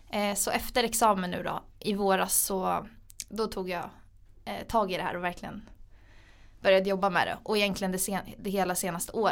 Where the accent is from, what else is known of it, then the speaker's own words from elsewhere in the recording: Gotland, Sweden; moved away as an adult; så jag är från Gotland från början. Eh, min familj flyttade dit när jag var liten. Eh, för mina föräldrar startade ett hotell som heter Furillen. Så jag är egentligen uppvuxen på ett hotell